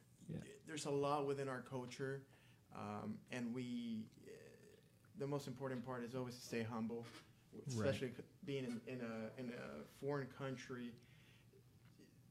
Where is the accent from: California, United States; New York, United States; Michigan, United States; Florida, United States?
Florida, United States; Miami; first language Spanish; English is a second language; My first language is Spanish. And even though I was born in the U.S., grew up in Miami